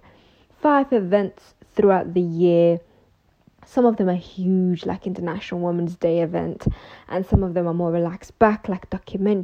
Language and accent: English; London, United Kingdom; also born or lived in Mogadishu, Somalia / Ethiopia; we moved to the UK, where I went to school, college, university, and pretty much most of my life was in London. And that's why I always say I'm from London